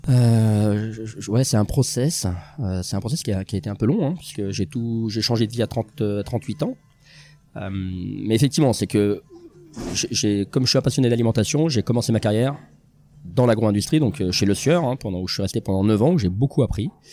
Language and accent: French; Lyon, Auvergne-Rhône-Alpes, France; j'ai grandi à Lyon